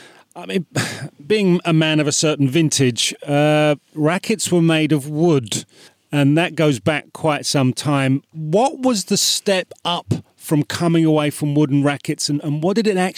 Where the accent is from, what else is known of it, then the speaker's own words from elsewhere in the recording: United Kingdom; I'm British